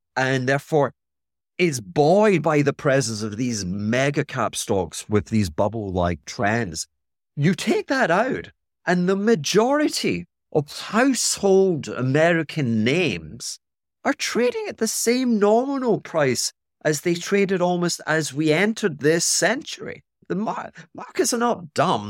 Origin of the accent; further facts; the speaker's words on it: Scotland, United Kingdom; I'm being Scottish